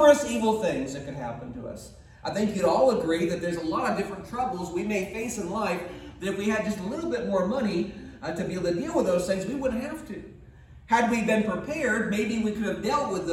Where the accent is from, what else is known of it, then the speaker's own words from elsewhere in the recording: United States; we as American people